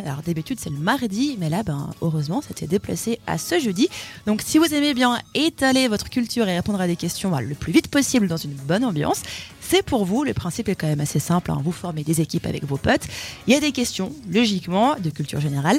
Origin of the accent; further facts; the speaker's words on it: Switzerland; On est suisse